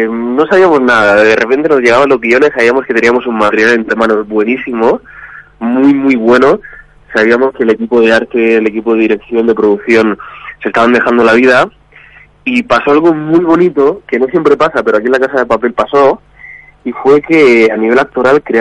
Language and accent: Spanish; Region of Murcia, Spain; now in Madrid, Spain; No, soy murciano, soy ah, murciano pero vivo aquí en Madrid.